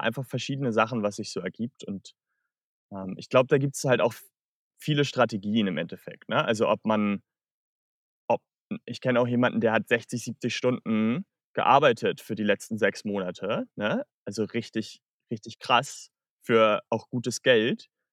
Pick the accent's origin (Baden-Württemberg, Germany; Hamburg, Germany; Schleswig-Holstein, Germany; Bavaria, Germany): Hamburg, Germany; moved away as an adult; now in Australia; Ich komme aus der Nähe von Hamburg ursprünglich